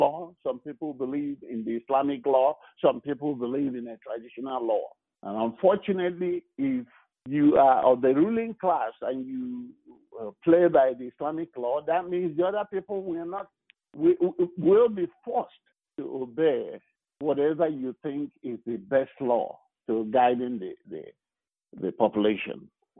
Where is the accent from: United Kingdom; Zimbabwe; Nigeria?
Nigeria; now in United States